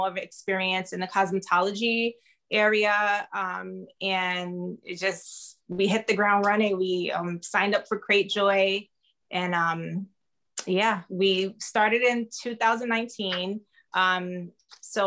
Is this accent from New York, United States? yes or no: yes; New York City, New York, United States; moved away as an adult; now in California, United States; I was born in Brooklyn, New York. I currently reside in California. I've been here for 6 years now